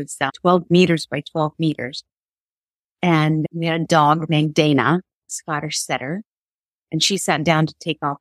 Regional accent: Kyiv, Ukraine; moved away; So I was born and raised in Kiev, Ukraine

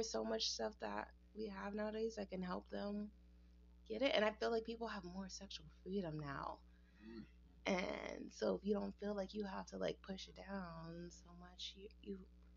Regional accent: Southern Arizona, United States; growing up in Southern Arizona

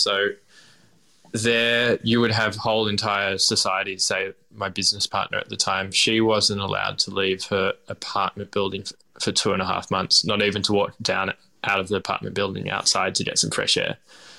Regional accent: Melbourne, Victoria, Australia; And I guess also I'm born and bred in Melbourne, so doing things in Melbourne is incredibly easy in comparison.

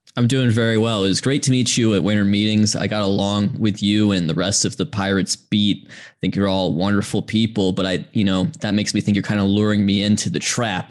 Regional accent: Georgia, United States; I grew up in Georgia uh, as did my parents who grew up in Atlanta.

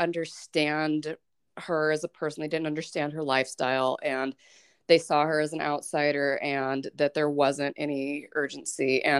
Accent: Douglas, Wyoming, United States; I grew up in Douglas, and I was part of the punk rock scene in central Wyoming and eastern Wyoming.

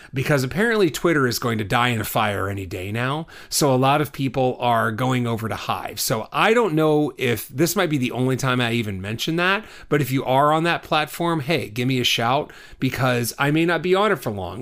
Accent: Texas, United States; I grew up in Texas

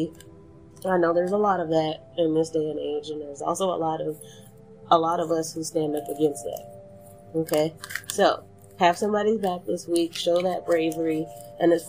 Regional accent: Texas, United States; somebody who was born and raised in Texas.

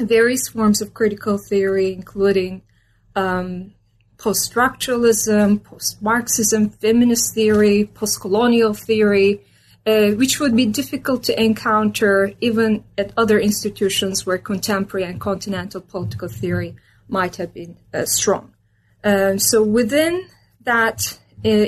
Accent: Istanbul, Turkey; moved away as an adult; also born or lived in Minnesota, United States; I was born and raised in Istanbul, Turkey

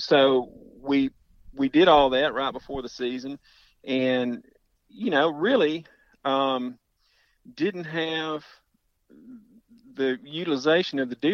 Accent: Houston, Texas, United States; moved away as an adult; also born or lived in Urania, Louisiana; now in Louisiana, United States; I was born and raised in Houston

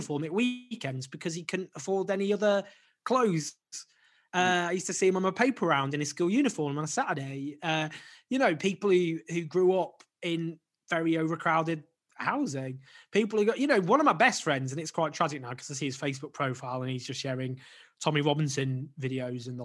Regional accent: Stockport, North West England, United Kingdom; I grew up in Stockport near the centre

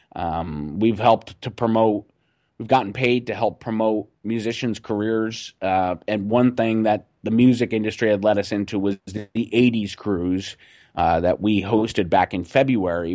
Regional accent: Scranton, Pennsylvania, United States; I'm from Scranton, Pennsylvania

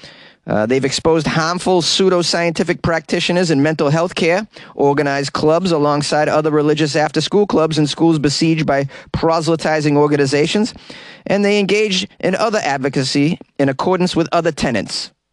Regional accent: Boston, Massachusetts, United States; accent: Boston; It's a story out of my hometown. Let's swing with a little Boston accent here and there.

